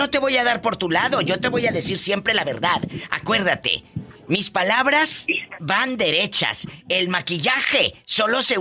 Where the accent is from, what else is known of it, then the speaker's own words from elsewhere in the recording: Zapopan, Jalisco, Mexico; yo soy de Zapopan, Jalisco.